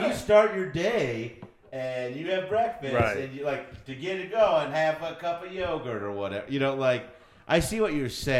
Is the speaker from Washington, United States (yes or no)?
no; Texas, United States; I'm from Texas.